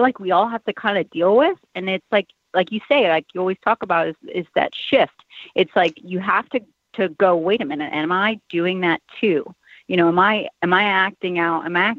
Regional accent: Midwest, United States; I grew up in the Midwest, and my family and my cousins and my parents and everybody had cows.

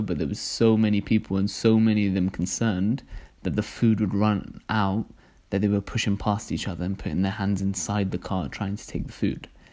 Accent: Cardiff, Wales, United Kingdom; also born or lived in London; I was born in London, but I moved here when I was really young, and my brothers got me going to Dar es as soon as we moved to Cardiff. And so I've kind of grown up

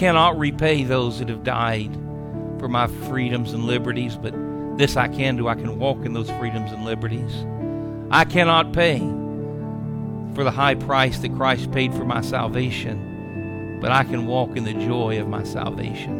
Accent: United States

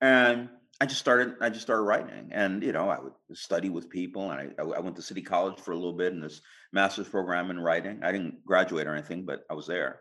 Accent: California, United States; being a Californian, you know, I was a computer programmer

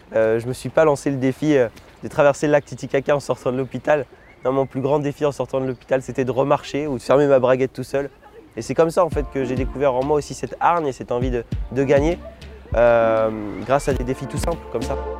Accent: Lunéville, Grand Est, France; je suis né en Lorraine, plus précisément euh, à côté de Nancy, Lunéville

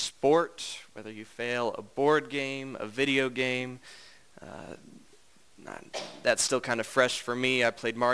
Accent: Indiana, United States; I'm from Indiana.

